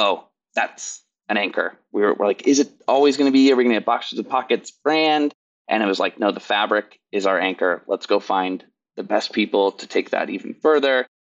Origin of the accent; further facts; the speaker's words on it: Kansas City, United States; moved away; I grew up in Kansas City.